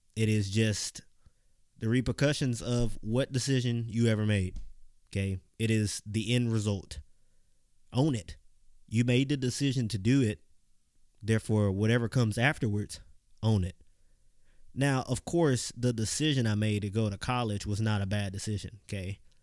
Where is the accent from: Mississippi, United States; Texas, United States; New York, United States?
Mississippi, United States; Clinton; I grew up in Clinton, Mississippi